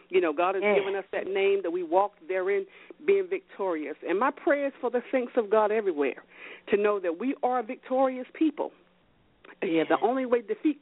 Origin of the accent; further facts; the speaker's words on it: High Point, North Carolina, United States; now in New Jersey, United States; I was raised in High Point, North Carolina